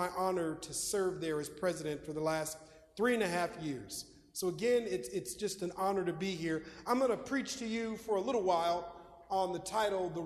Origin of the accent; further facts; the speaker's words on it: Minneapolis, Minnesota, United States; moved away; my childhood, growing up in Minneapolis, Minnesota